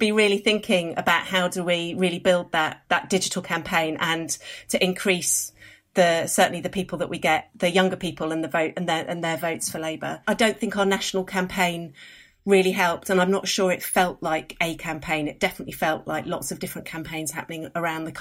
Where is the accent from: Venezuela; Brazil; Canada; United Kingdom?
United Kingdom; London; I'm a Londoner based in London